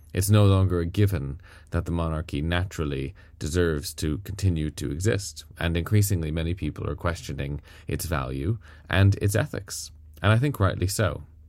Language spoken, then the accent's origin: English; United States; now in United Kingdom; I'm an American by birth